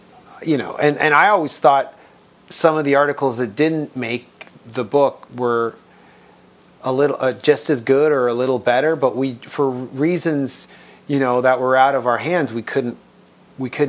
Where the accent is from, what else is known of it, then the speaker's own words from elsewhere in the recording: Toronto, Ontario, Canada; we're from Toronto